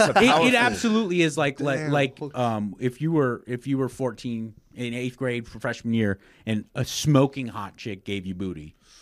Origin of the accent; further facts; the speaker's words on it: Los Angeles, California, United States; moved away as an adult; now in Texas, United States; Born and raised in Los Angeles, California.